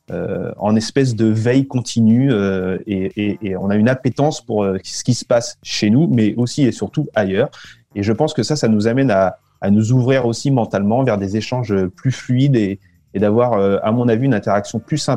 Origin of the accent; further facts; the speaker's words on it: France; moved away as an adult; Je me suis moi-même senti un petit peu euh, euh, étranger, immigré quand je suis revenu en France au bout de dix ans à l'étranger. C'était